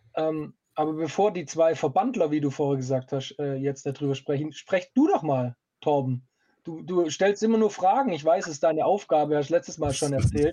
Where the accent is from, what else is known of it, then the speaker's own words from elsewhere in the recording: Stuttgart, Baden-Württemberg, Germany; ich komme aus Stuttgart